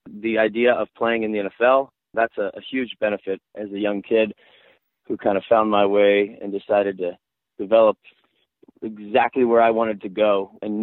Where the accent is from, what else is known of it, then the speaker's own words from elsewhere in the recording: Miami, Florida, United States; moved away; also born or lived in Birmingham, Alabama; I grew up in Miami